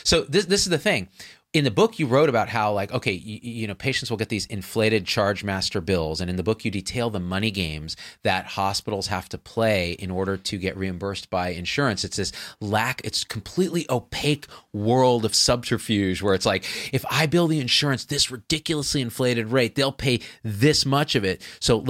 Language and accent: English; India; And I will haggle, believe me, because I'm Indian.